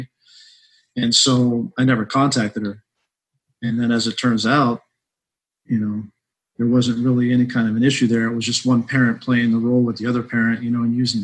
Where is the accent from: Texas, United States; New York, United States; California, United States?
California, United States; South El Monte; also born or lived in Hollywood, California / Sierra Nevada mountains near Yosemite, California; I was actually born in Hollywood, California. I grew up in South El Monte and Baza La Puente, my young childhood life there.